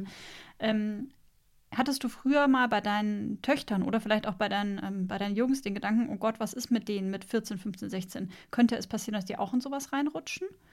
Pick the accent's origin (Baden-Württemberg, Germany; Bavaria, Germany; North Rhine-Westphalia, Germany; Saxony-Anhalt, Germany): Bavaria, Germany; ich bin in Bayern aufgewachsen.